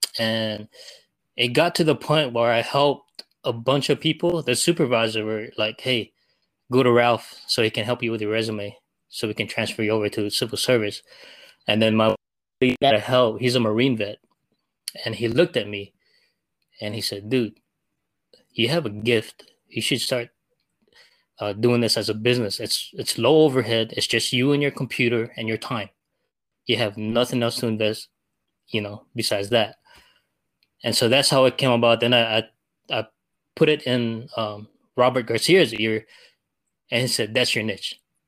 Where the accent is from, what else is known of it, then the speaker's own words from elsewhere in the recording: Philippines; one, I'm Filipino, and I wanted to see me and be like, this guy made it that far